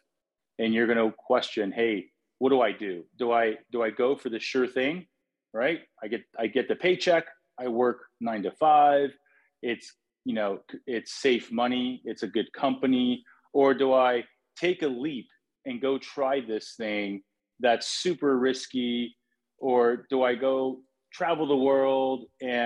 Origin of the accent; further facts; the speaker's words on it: San Francisco, California, United States; I grew up in San Francisco